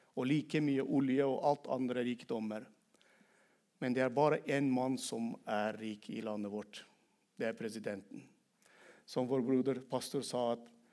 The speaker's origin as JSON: {"language": "Norwegian", "country": "Turkmenistan", "second_language": "Norwegian", "moved": "as an adult", "lives_now": "Norway", "said": "jeg kom til Norge i 2001 som kvoteflyktning fra hjemlandet mitt da jeg var 23 år gammel. Men jeg ikke ble frelst i Norge, men jeg har blitt frelst i mitt eget land, Turkmenistan"}